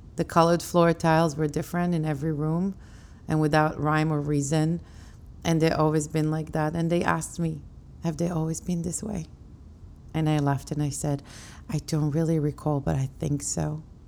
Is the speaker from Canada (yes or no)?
no; Israel; now in New York City, United States; back home to where I grew up in Israel.